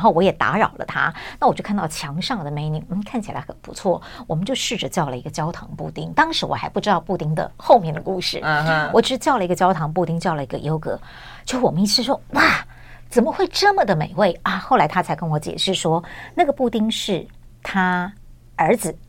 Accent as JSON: {"language": "Chinese", "town": "Taipei", "country": "Taiwan", "tie": "born or raised there", "said": "我在台北，OK。出生长大"}